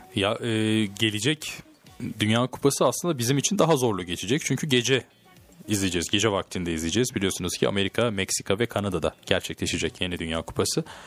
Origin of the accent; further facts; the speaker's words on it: Turkey; Türk'üm Fransız değilim